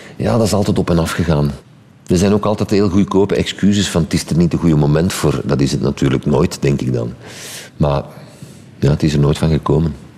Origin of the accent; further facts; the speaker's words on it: Sint-Genesius-Rode, Flanders, Belgium; ik ben van Sint-Genesius Rode. Op de taalgrens ik sprak ik gewoon al supergoed Frans.